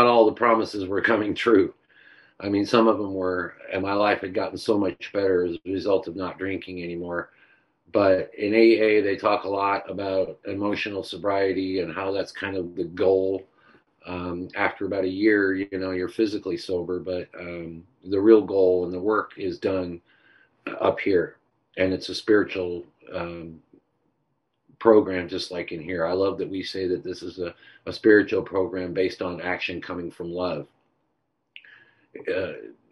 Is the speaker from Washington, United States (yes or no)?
no; Orange County, California, United States; on my block, where I grew up in Orange County